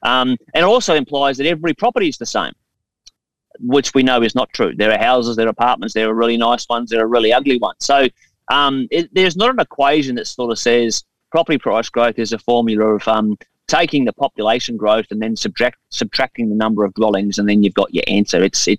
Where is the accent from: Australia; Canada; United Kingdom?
Australia; but as an Australian citizen, this is a beautiful, diverse country, and there's very few parts of Australia that I haven't been to, either to live or work or invest.